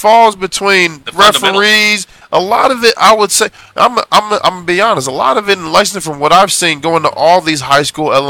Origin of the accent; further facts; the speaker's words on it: Oklahoma, United States; Because Kentucky, where basketball is king, I'm from Oklahoma, close to football.